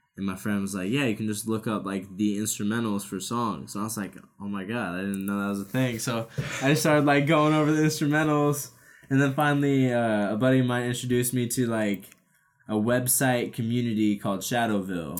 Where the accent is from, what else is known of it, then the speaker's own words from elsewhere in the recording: Omaha, Nebraska, United States; also born or lived in Council Bluffs, Iowa; I was born in Council Bluffs, but always lived in Omaha, Nebraska